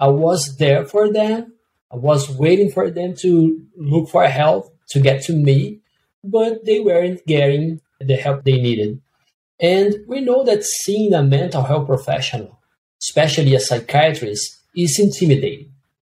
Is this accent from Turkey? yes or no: no; Brazil; moved away; I'm from Brazil